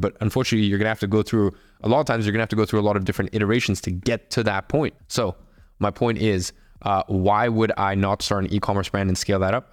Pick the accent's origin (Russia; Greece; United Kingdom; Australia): Russia; I'm from Russia